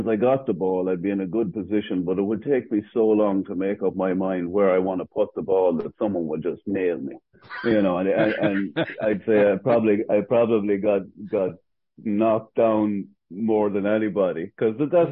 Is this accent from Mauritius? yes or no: no; Arva, Ulster, Ireland; also born or lived in Gowna; now in United States; Even though I'm from Arva, they sent me to school in Gowna